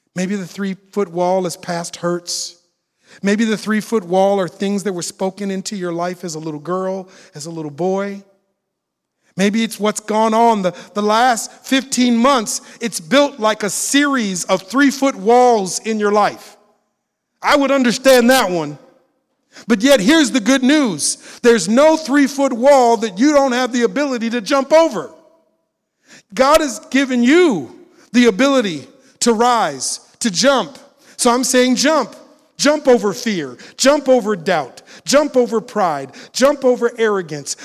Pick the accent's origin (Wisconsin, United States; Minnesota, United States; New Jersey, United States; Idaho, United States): Minnesota, United States; Minneapolis; moved away; I'm originally from Minneapolis, Minnesota. When I saw the video of George Floyd dying in Minneapolis, he died on the block I grew up on